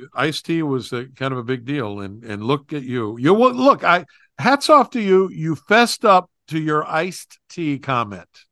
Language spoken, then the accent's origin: English; West Virginia, United States; moved away; back in my home state of West Virginia